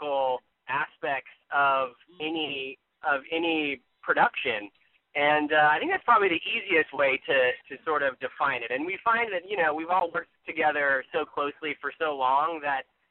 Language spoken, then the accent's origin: English; Flagstaff, Arizona, United States; I'm from Flagstaff, Arizona